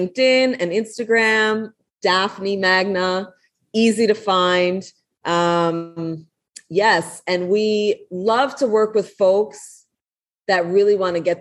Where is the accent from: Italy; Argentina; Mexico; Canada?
Canada; Toronto, Ontario; I grew up in Scarborough